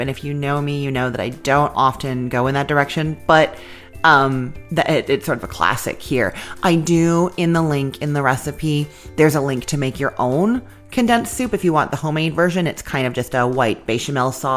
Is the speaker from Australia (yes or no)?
no; Canada; now in United States; I'm Canadian